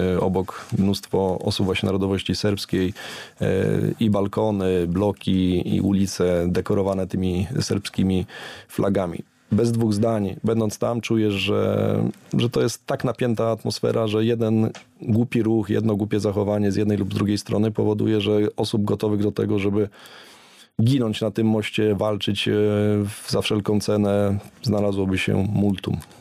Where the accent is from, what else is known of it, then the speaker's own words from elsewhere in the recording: Poland; jesteśmy z Polski